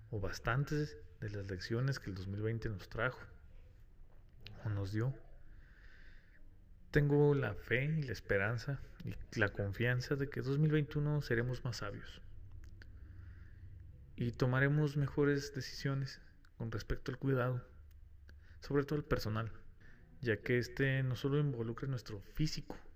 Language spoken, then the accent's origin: Spanish; Mexico; Hago un paréntesis aquí, como buen mexicano, no creas que el que ya está la vacuna significa que no hay COVID